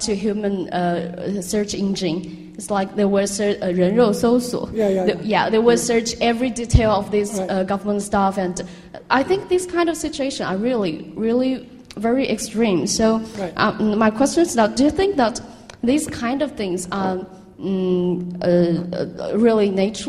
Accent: Guizhou, China; moved away as an adult; I'm from Guizhou province

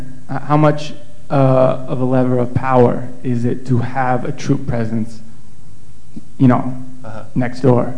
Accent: United States; I'm an American, so I say we.

